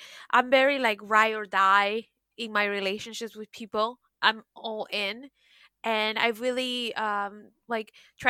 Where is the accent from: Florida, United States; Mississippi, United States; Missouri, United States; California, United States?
Florida, United States; Miami; moved away as an adult; also born or lived in New York; now in France; because, you know, I'm originally from Miami. I moved to New York and I was there for a couple years and it was amazing. And then I always wanted to live in Europe. So that's why I decided to do my master's in France.